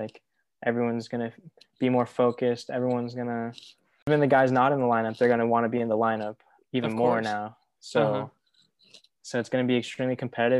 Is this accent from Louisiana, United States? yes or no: no; San Diego, California, United States; I was born and raised in San Diego.